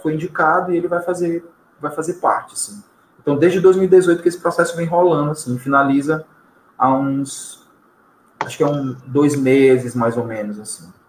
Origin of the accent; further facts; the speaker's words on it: São Luís, Maranhão, Brazil; nosso cotidiano enquanto maranhense. Vou colocar só como maranhense, tá? Ou como ludovicense